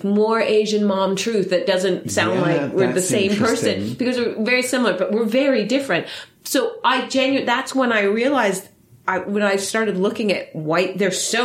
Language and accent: English; Netherlands; now in United Kingdom; I'm Filipino-German, but born in the UK, raised in Holland